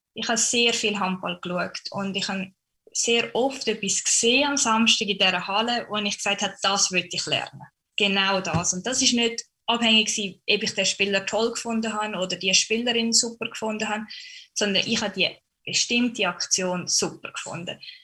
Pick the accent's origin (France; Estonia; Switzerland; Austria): Switzerland; St. Gallen; moved away as an adult; now in Erfurt, Germany; St. Gallen, weil es einfach meine Heimat ist und ich doch ein sehr heimatverbundener Mensch bin